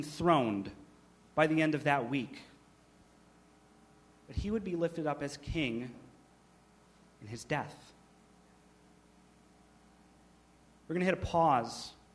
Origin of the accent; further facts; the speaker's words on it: United States; modern American Christians